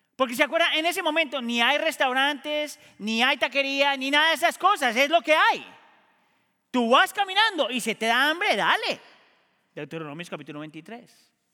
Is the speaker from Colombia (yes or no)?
yes; Colombia; a mí como colombiano me pasa muchas veces. Yo soy colombiano